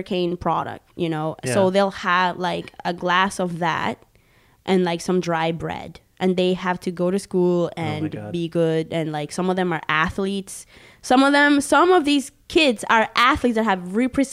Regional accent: Barranquilla, Atlántico, Colombia; English is a second language; moved away; Growing up in Colombia, in being not completely indigenous because I'm mixed

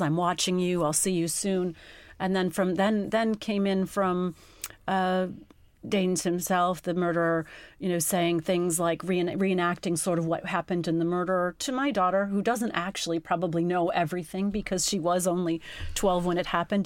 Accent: United States; moved away as an adult; also born or lived in England; now in United Kingdom; I'm not English and, and living in another country, I think they just thought, Gosh, she's a paranoid American

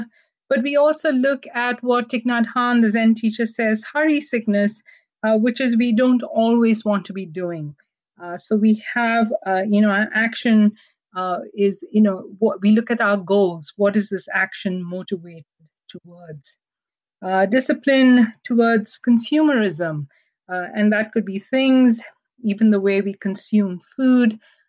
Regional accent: Canada; And I tell myself as a Canadian Indian and a woman.

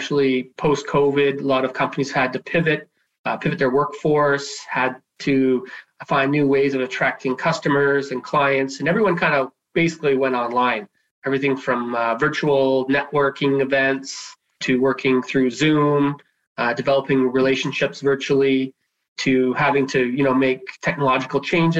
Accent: Nanaimo, British Columbia, Canada; I am from Nanaimo, born and raised here on Vancouver Island.

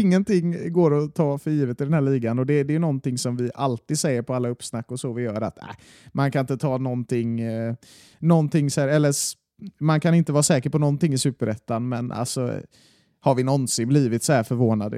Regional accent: Gothenburg, Västra Götaland, Sweden; jag är från Masthugget

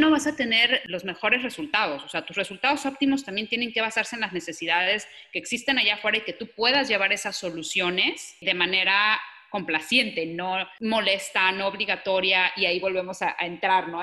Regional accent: Mexico; soy mexicana, porque quiero crecer a mi país, porque conozco el mercado mexicano

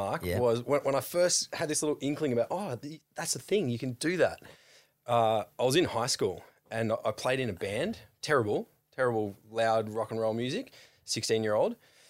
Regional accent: Sawtell, New South Wales, Australia; now in Sydney, Australia; A little town called Sawtell, just south of Coffs Harbour.

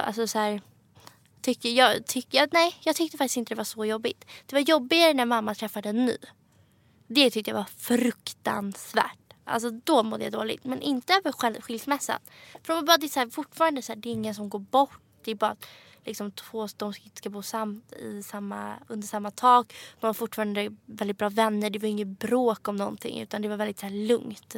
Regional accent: Stockholm, Stockholm County, Sweden; moved away as an adult; also born or lived in London; now in Paris, France; jag växte upp alltså här på Östermalm, Stockholm

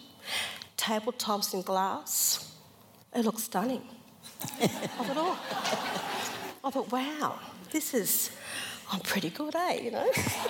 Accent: Sydney, New South Wales, Australia; moved away as an adult; also born or lived in Queensland; now in Sydney, Australia; I grew up in Sydney

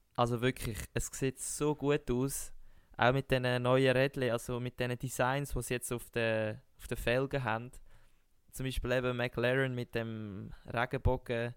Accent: Switzerland; als Schweizer Sportler

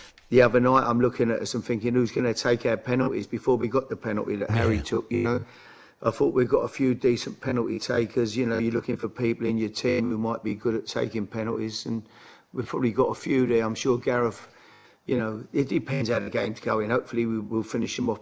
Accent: London, United Kingdom; I'm from the East End

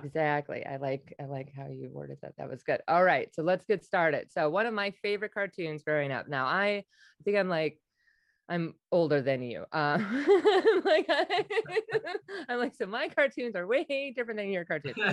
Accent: Wisconsin, United States; now in New York, United States; I'm originally from Wisconsin

